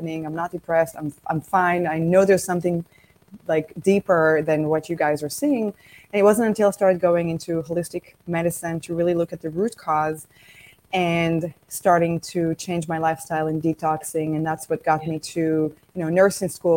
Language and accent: English; Israel; moved away as an adult; also born or lived in San Diego, United States; now in Florida, United States; I'm originally from Israel, and I was in the Israeli Air Force.